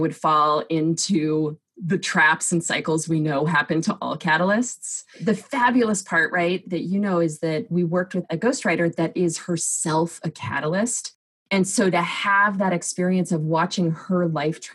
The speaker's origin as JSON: {"language": "English", "region": "Southern California", "country": "United States", "tie": "born or raised there", "moved": "yes", "lives_now": "Seattle, United States", "said": "I live in Seattle, Washington in the US, but I grew up in Southern California"}